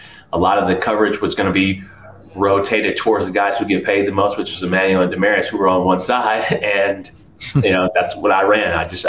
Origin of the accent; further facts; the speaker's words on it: Detroit, Michigan, United States; We're playing in Detroit back in my hometown.